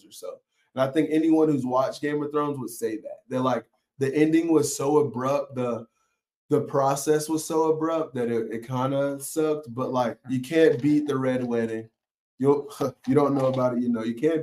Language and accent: English; Atlanta, Georgia, United States; I'm from Atlanta